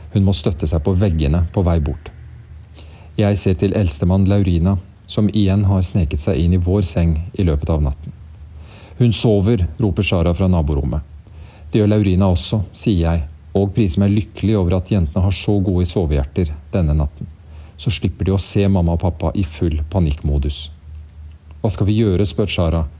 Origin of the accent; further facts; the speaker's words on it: Norway; Som nordmenn